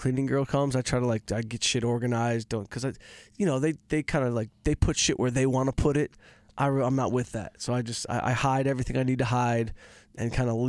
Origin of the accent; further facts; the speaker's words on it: Detroit, Michigan, United States; I'm from Detroit. We didn't have a cleaning lady.